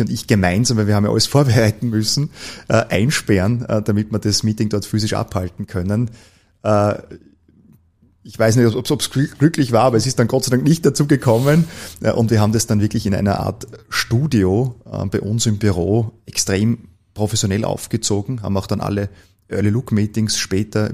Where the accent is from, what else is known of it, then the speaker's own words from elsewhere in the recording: Gmunden, Upper Austria, Austria; moved away as an adult; now in Vienna, Austria; ich bin äh, eigentlich gebürtiger Oberösterreicher